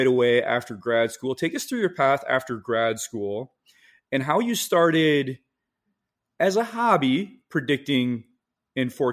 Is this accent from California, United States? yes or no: no; Michigan, United States; moved away; also born or lived in Northeast US; growing up in Michigan